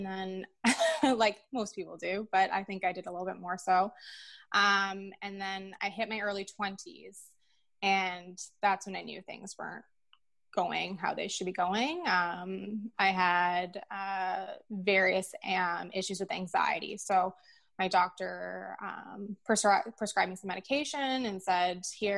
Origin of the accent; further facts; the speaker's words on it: Peterborough, Ontario, Canada; It is my hometown.